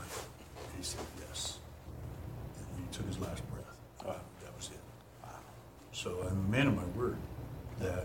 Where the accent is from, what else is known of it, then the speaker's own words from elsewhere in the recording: Arcanum, Ohio, United States; Arcanum, my hometown area